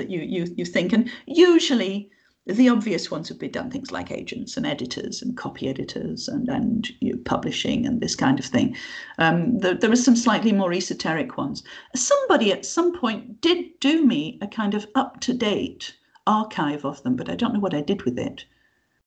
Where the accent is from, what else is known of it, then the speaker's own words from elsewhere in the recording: Yorkshire and the Humber, United Kingdom; because I come from the north, because I'm from Yorkshire